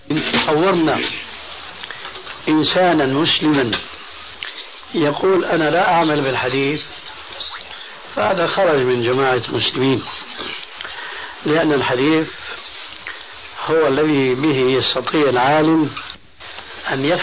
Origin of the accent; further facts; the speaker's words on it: Syria; أما جماهير الناس كما يقولون عندنا في سوريا هات إيدك وامشي